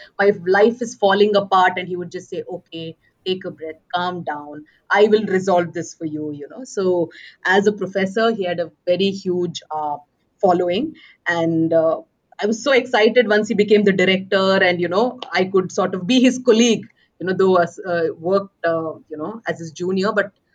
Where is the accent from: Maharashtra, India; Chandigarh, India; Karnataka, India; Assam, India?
Karnataka, India; Bangalore; moved away as an adult; now in Manipal, India; born and brought up in Bangalore.